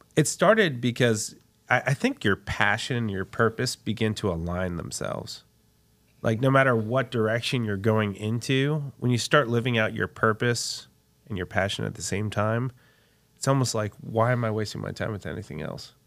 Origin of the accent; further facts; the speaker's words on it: Texas, United States; my father came from Puerto Rico, uh, to get his P H D, Texas A and M, and I was born in Texas